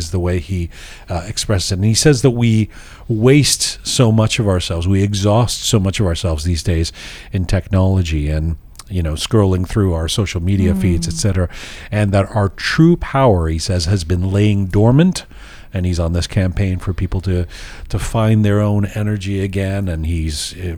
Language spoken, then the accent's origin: English; London, United Kingdom; moved away; going back to London, my hometown